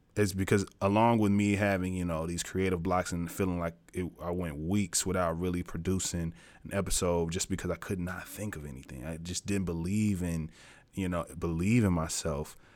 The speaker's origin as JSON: {"language": "English", "region": "Tennessee", "country": "United States", "said": "I'm from Tennessee."}